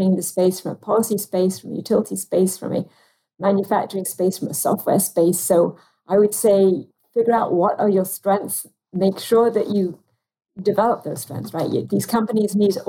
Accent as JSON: {"language": "English", "country": "United Kingdom", "accent": "British", "moved": "yes", "lives_now": "United States"}